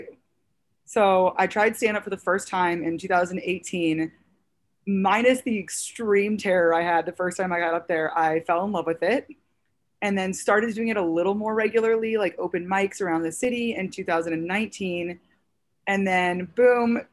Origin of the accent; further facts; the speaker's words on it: St. Louis, Missouri, United States; now in New York City, United States; I'm originally from St. Louis, Missouri